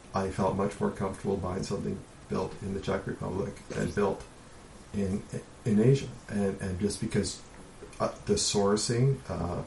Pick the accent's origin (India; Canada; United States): Canada; as a Canadian